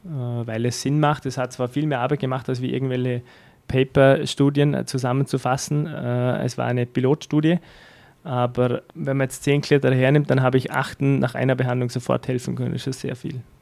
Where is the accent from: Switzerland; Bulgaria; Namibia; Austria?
Austria; in Dormen, wo ich her bin